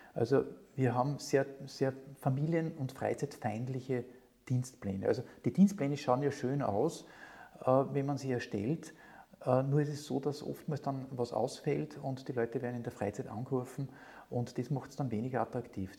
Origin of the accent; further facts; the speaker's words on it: near Linz, Upper Austria, Austria; als Oberösterreicher, habe ich in der Nähe von Linz gewohnt